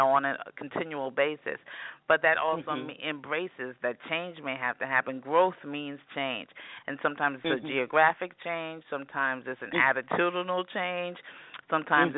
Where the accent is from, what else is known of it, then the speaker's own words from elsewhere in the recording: New York City, New York, United States; I grew up in New York City. I'm a native New Yorker.